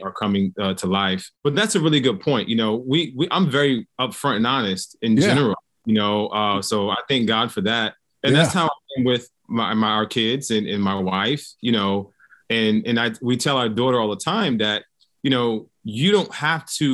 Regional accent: Newark, New Jersey, United States; I was born and raised in Newark, New Jersey

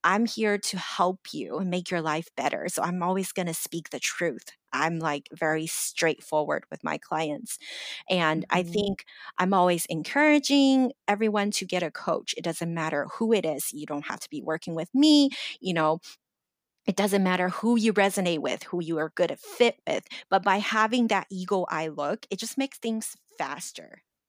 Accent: Los Angeles, California, United States; English is a second language; I still always felt my English isn't good enough. I grew up in Los Angeles and, you know, I graduated university, but I still don't feel good enough.

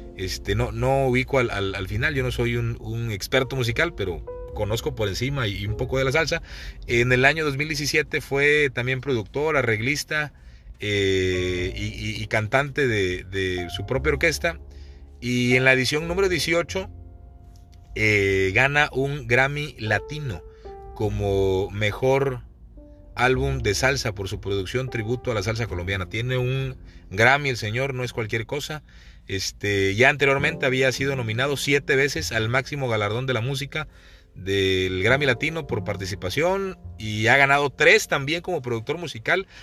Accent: Veracruz, Mexico; moved away; also born or lived in Chiapas; Cuando tú vives lejos de Veracruz, lejos de tu ciudad, lejos del lugar donde naciste

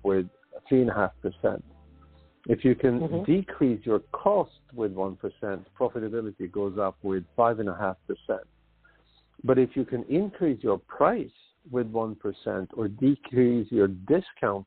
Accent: Sweden; moved away as an adult; now in United States; I'm native from Sweden

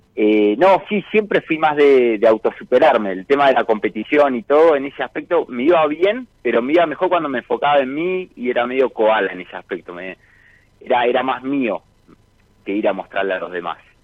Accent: Miramar, Buenos Aires Province, Argentina; also born or lived in Rosario del Tala, Entre Ríos; Nací en Rosario del Tala, me adoptaron cuando tenía dos años y medio, y ahí me fui a vivir a Miramar con mis padres adoptivos.

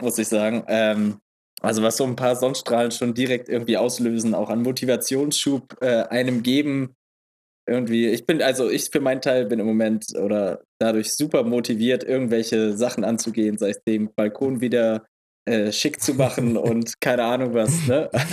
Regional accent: Eidelstedt, Hamburg, Germany; bei uns in Eidelstedt

